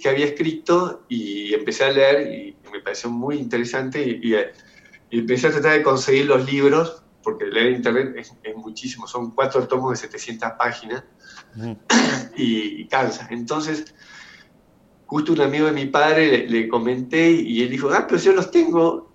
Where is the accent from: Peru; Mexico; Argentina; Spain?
Argentina; yo soy una familia eh, normal de, Argentina, clase media